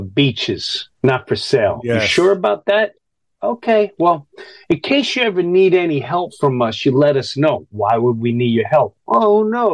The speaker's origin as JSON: {"language": "English", "country": "United States", "said": "as an American"}